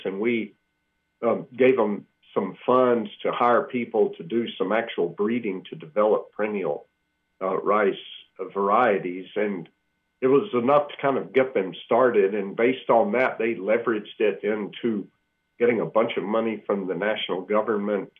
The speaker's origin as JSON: {"language": "English", "region": "Georgia", "country": "United States", "tie": "born or raised there", "also_born_or_lived": "Iowa / Manhattan, Kansas", "moved": "as an adult", "said": "I grew up in Georgia"}